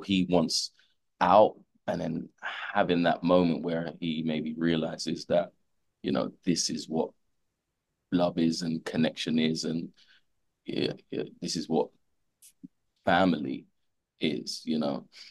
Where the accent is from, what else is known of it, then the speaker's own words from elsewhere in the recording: London, United Kingdom; I grew up in London